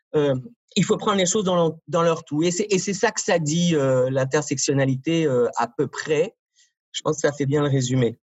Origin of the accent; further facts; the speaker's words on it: France; accent: French (France); moved away as an adult; now in Montreal, Canada; Je suis né en France, ça s'entend dans mon accent